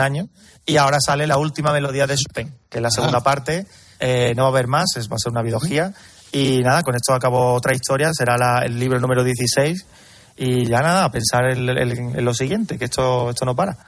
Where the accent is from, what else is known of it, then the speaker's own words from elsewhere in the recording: Carmona, Andalusia, Spain; Yo soy de Carmona